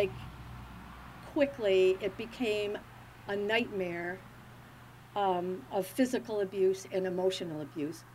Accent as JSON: {"language": "English", "area": "Berrien County", "region": "Michigan", "country": "United States", "tie": "born or raised there", "said": "I was born and I grew up in Berrien County"}